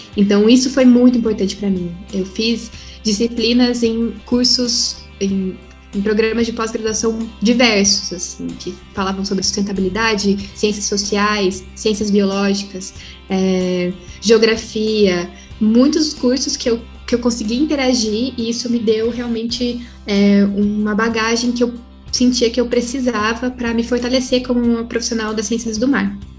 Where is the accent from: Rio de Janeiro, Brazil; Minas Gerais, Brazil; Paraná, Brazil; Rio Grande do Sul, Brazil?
Paraná, Brazil; moved away as an adult; now in São Paulo, Brazil; Eu sou do Paraná, sou lá do Sul